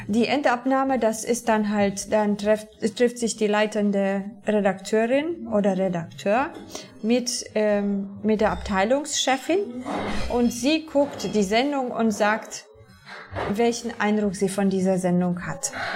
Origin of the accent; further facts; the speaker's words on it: near Częstochowa, Silesian Voivodeship, Poland; German is a second language; moved away as an adult; now in Berlin, Germany; Ich komme aus der Nähe von Częstochowa. Das ist in der Nähe von Katowice